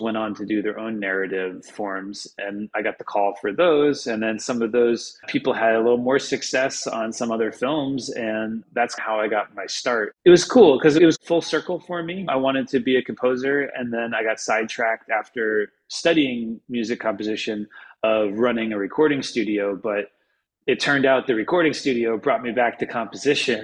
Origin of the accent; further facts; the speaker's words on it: the Poconos, Pennsylvania, United States; also born or lived in New York City; now in Los Angeles, United States; I grew up in Pennsylvania, actually, in the mountains, in the Poconos